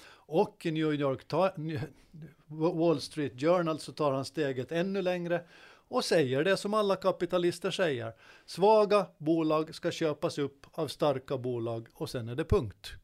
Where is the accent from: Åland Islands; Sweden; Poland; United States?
Åland Islands; Godby; under min uppväxt i Godby